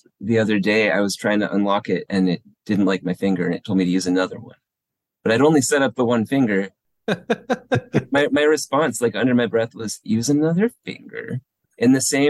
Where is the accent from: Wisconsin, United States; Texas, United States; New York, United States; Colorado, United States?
Texas, United States; El Paso; also born or lived in San Diego, California; now in Portland, United States; I grew up in El Paso, Texas, like partly San Diego, mostly El Paso, Texas.